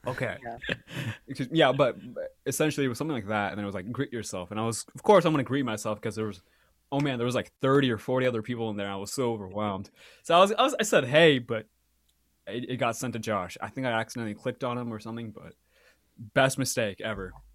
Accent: Walnut Creek, California, United States; also born or lived in Mangalore, India; I grew up in Walnut Creek. I was actually born in Mangalore, which is in South India, and I lived there for about, I believe, my parents tell me seven and a half months.

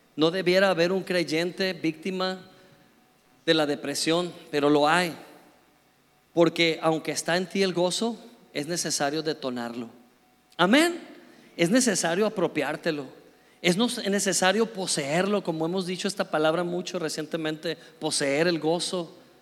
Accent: Mexico; éramos nada más dos mexicanos con un grupo como de cuarenta y tantos noruegos

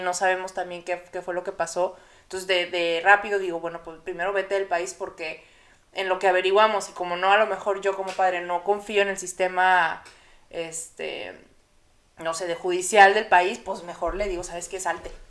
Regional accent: Monterrey, Nuevo León, Mexico; en Monterrey, en mi ciudad natal

